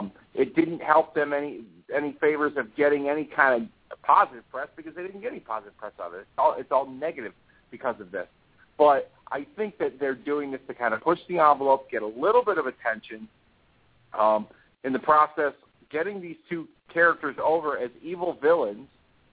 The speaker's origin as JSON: {"language": "English", "town": "Hartford", "region": "Connecticut", "country": "United States", "tie": "born or raised there", "said": "my hometown of Hartford, Connecticut"}